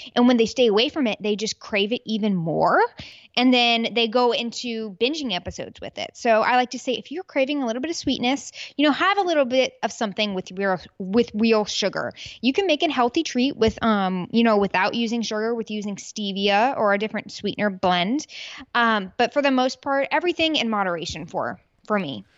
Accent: Peachtree City, Georgia, United States; also born or lived in Birmingham, Alabama; now in Houston, United States; I was born in Birmingham, Alabama, raised in Peachtree City, Georgia, and now I'm a Texas gal.

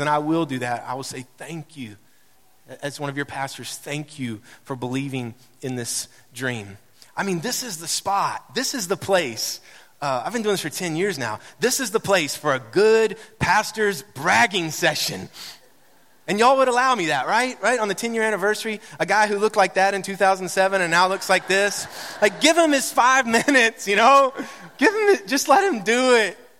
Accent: Mount Juliet, Tennessee, United States; moved away; that's my hometown

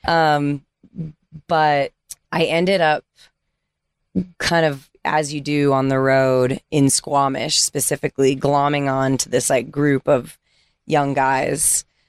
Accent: California, United States; moved away as an adult; growing up in California

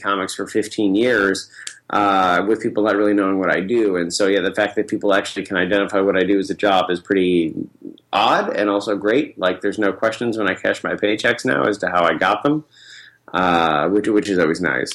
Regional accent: Central New York, United States; moved away; I'm from Central New York, so many people have never left where I'm from

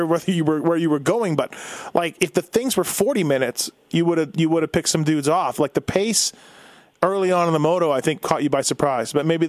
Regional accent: Canada; I'm Canadian

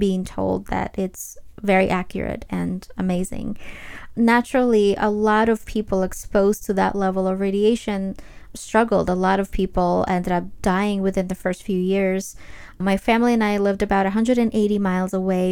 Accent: Ukraine; I was actually born and raised in Ukraine

